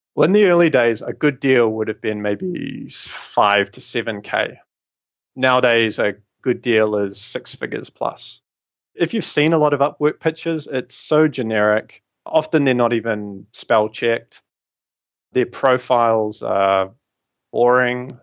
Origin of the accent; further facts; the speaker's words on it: New Zealand; moved away as an adult; also born or lived in London, United Kingdom; I'm obviously from New Zealand originally